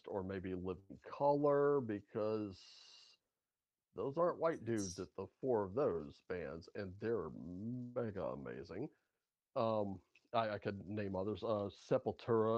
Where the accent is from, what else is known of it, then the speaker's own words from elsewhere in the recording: United States; I'm an American guy